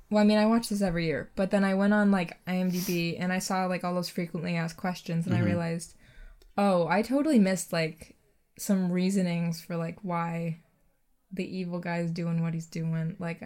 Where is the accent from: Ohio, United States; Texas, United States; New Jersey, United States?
Ohio, United States; Cleveland; I'm from Cleveland.